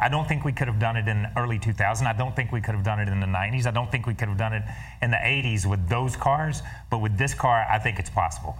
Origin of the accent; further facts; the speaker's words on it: Southeast, United States; I grew up in the Southeast